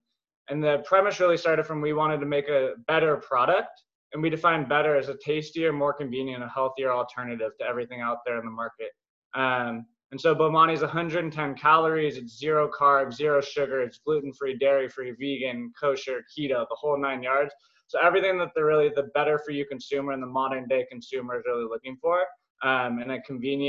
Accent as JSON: {"language": "English", "area": "Marin County", "region": "California", "country": "United States", "tie": "born or raised there", "also_born_or_lived": "Berkeley, California / New York", "said": "big shout out to Marin. Obviously, I was born and raised here. Huge extended family here. It's a great place to grow up."}